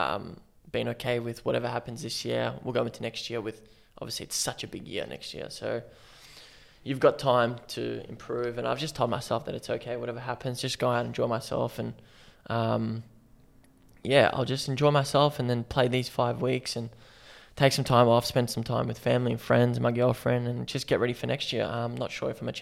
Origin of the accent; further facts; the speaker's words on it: Melbourne, Victoria, Australia; now in Brisbane, Australia; I'm originally from Melbourne.